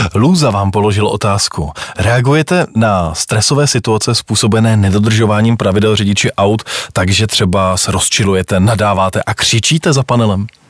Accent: Prague, Czechia; vyrůstal jsem na Pražském Smíchově

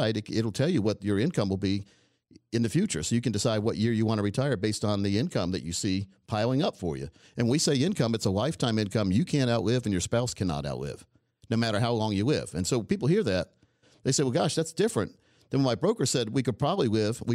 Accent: United States; I'm like a typical American. I have like four different things in me. Like, I'm a mutt

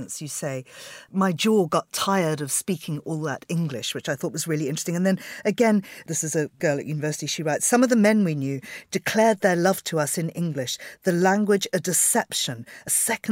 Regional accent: Zimbabwe; I'm from Zimbabwe.

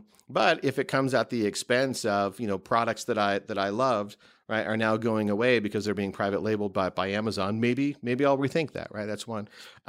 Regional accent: West Coast, United States; also born or lived in Midwest; now in New York, United States; No, not originally. I grew up on the West Coast and in the Midwest.

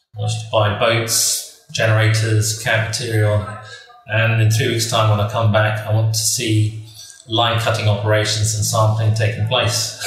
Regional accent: Kenya; moved away; I grew up in Kenya.

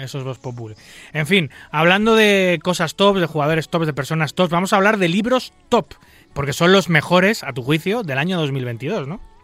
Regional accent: Spain

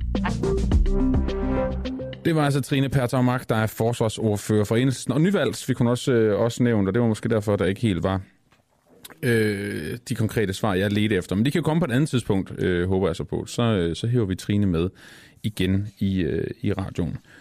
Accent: Denmark

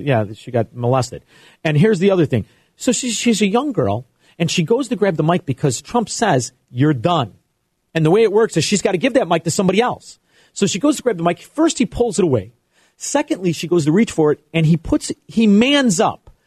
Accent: United States; we as American capitalists

